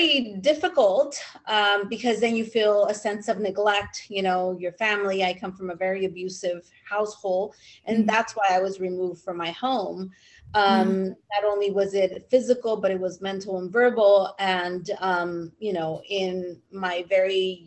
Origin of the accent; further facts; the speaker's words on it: California, United States; also born or lived in Mexico; I was raised in California.